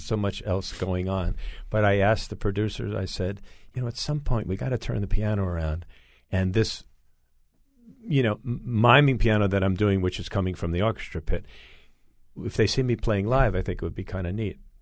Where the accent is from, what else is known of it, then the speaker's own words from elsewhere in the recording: East Coast, United States; moved away as an adult; also born or lived in Los Angeles; I moved from Los Angeles back to the East Coast. I'm from the East Coast.